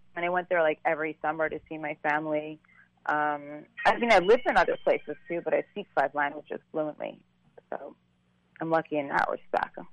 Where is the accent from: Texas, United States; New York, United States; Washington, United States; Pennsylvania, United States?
New York, United States; also born or lived in Saint Croix, U.S. Virgin Islands / London; we left when I was three, and I grew up in New York